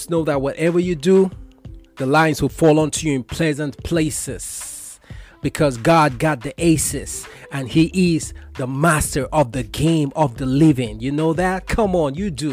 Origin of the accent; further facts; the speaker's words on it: Kaduna State, Nigeria; growing up in Kaduna State, Northwest Nigeria